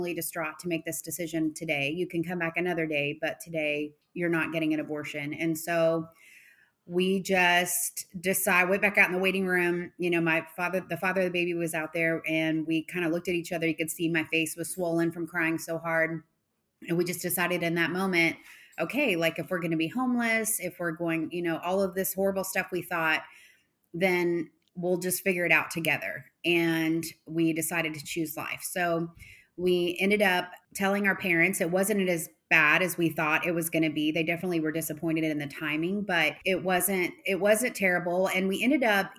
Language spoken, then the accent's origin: English; Arlington, Texas, United States; also born or lived in Fort Worth; I've always grown up in Texas, kind of Fort Worth, Arlington area.